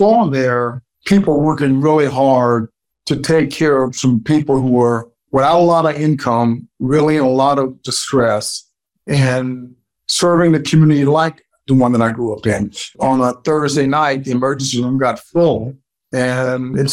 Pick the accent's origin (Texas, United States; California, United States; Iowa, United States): California, United States; Los Angeles; also born or lived in Memphis, Tennessee / Crawfordsville, Arkansas; I talk about growing up in the inner city of Los Angeles